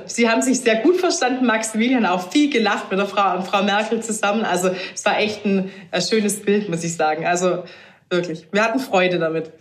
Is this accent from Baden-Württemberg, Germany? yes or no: yes; near Stuttgart, Baden-Württemberg, Germany; ich komme aus der Nähe von Stuttgart